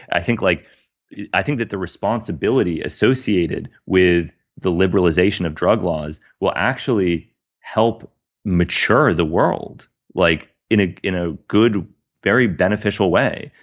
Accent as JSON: {"language": "English", "country": "United States", "said": "as a American"}